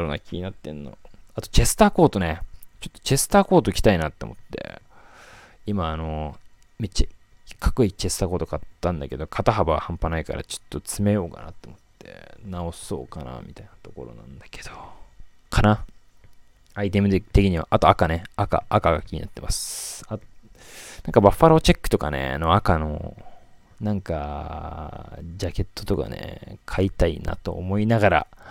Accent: Yokosuka, Kanagawa, Japan; 僕横須賀出身なんですけど

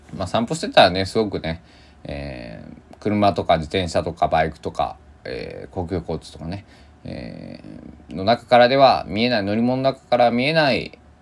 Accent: Kochi, Japan; accent: Tosa dialect; now in Takamatsu, Japan; 生まれ育った高知県の太平洋と

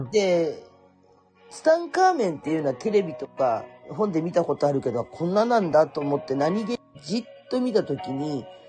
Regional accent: Kurume, Fukuoka, Japan; 福岡のね、私久留米なんですよ

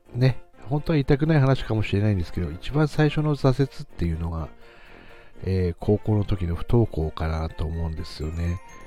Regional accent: Aomori, Japan; 自分も青森ですし

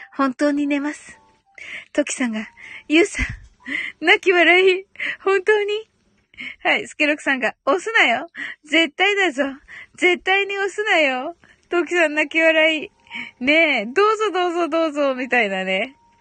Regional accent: Kyushu, Japan; 九州人なんでね、発音がね

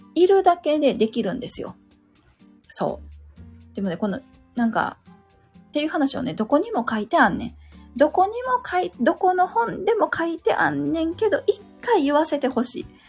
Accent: Kansai, Japan; 関西 人やから、関西弁っていうのを聞くと、なんかね、楽しい

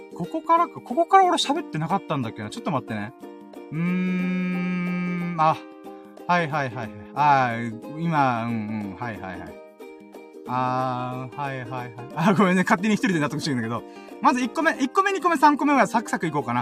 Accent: Okinawa, Japan; 32年間沖縄で生まれ育って

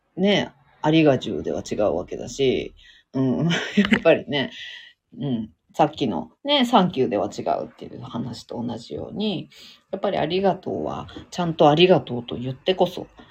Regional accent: Fukushima, Japan; accent: Fukushima dialect (Tohoku); 東北の福島のなまり出ますけど

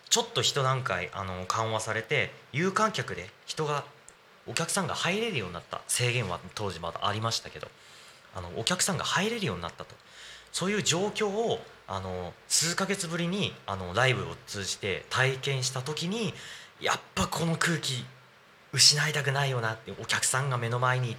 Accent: Sakura, Japan; 僕の地元さくら市にある、えー、草笛の丘というところで

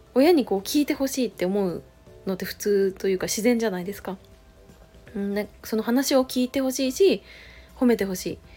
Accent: Chiba, Japan; moved away; 実家が千葉県なんですけど

